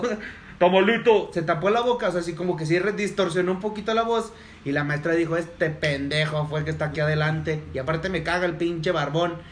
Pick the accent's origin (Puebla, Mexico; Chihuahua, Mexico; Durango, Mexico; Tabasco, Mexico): Durango, Mexico; somos de Durango